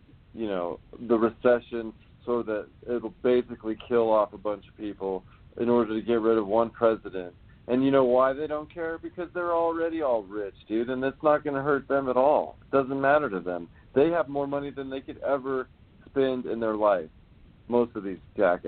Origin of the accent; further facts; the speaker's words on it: Hollywood, California, United States; I'm from Hollywood.